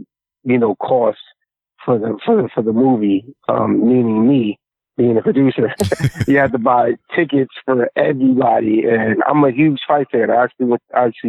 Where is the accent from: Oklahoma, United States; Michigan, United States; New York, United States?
New York, United States; New York City; I grew up in Queensbridge Project